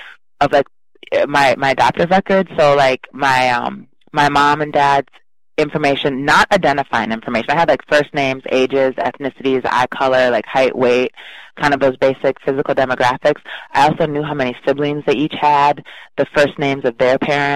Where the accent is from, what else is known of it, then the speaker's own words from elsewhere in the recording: River Falls, Wisconsin, United States; also born or lived in Chicago; I was raised in River Falls, which is a fairly small college town, about 16,000 in Wisconsin